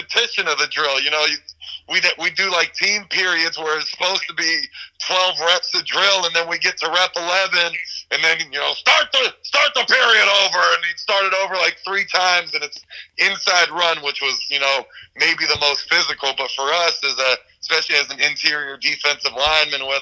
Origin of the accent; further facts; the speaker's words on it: Alexandria, Virginia, United States; born and raised in Alexandria, Virginia.